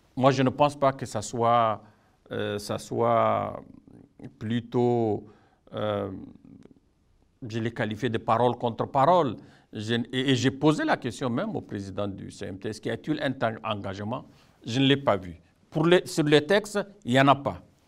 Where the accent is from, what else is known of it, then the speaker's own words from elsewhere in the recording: Chad; chez nous au Tchad